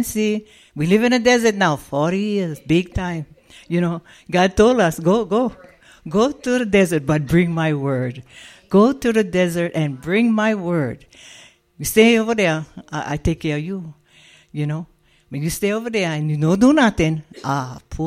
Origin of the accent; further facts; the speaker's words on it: Hawaii, United States; now in Las Vegas, United States; We come from Hawaii.